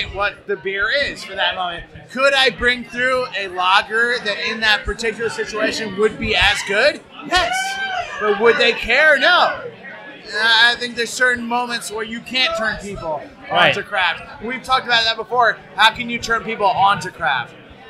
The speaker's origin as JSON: {"language": "English", "area": "Long Island", "region": "New York", "country": "United States", "said": "we're from Long Island, so we know our own Long Island."}